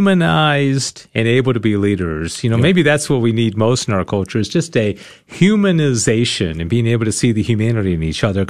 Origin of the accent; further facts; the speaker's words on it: Dallas, Texas, United States; I grew up in Dallas.